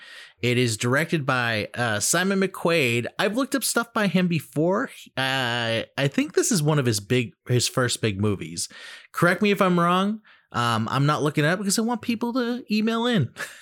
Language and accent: English; Massachusetts, United States; I'm from Mass, baby.